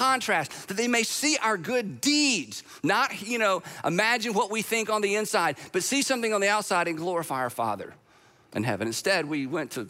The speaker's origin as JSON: {"language": "English", "country": "United States", "said": "I'm an American"}